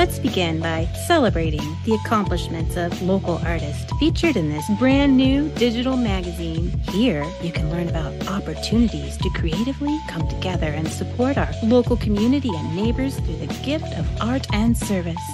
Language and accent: English; Iran; moved away as an adult; now in New York, United States; that's very audacious, of course, for for girl growing up in Iran.